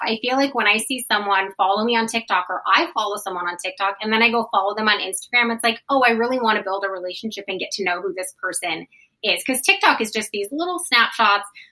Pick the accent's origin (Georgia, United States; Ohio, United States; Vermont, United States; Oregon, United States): Oregon, United States; Portland; we're both from Portland